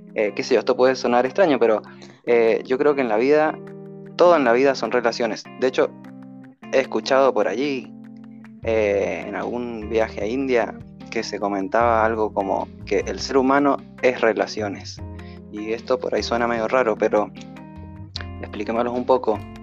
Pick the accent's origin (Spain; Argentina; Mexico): Argentina; Mendoza; de Mendoza, Argentina